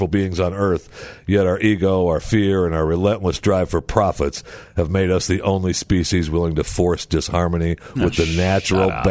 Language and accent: English; Saginaw, Michigan, United States; moved away; my hometown, Saginaw, Michigan